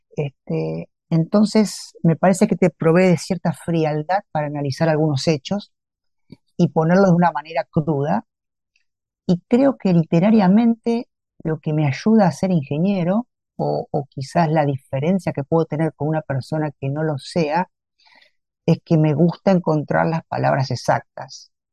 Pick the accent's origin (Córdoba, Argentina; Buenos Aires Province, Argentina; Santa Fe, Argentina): Santa Fe, Argentina; moved away as an adult; now in Campana, Argentina; Santa Fe, mi ciudad natal